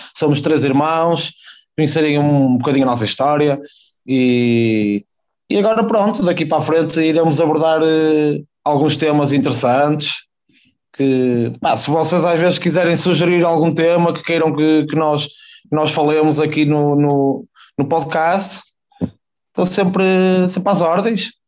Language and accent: Portuguese; Porto, Norte, Portugal; também nasci e criado, não em Gaia, mas na zona do Porto, mais propriamente a Rábida, ali junto, junto ao Aleixo.